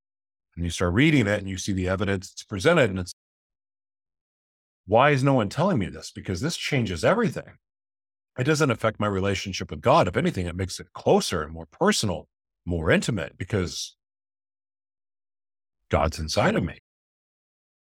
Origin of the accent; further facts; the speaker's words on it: Oklahoma, United States; also born or lived in Hawaii / Florida / California / Nevada; now in Minnesota, United States; Growing up in Oklahoma, it just was different. So moving to Hawaii and moving to Florida, moving to California and then Vegas, Mexico, and now even in Minnesota, being around Native people again.